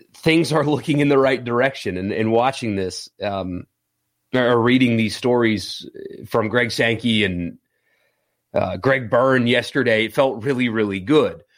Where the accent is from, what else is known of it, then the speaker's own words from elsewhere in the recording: South Carolina, United States; now in Mississippi, United States; I grew up in South Carolina